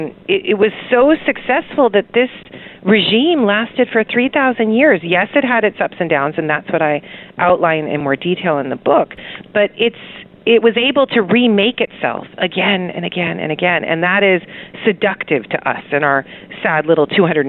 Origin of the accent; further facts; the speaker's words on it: Houston, Texas, United States; I grew up in Houston, Texas, where things are super socially competitive, and people would display their ability to spend through cars and hair and eyeliner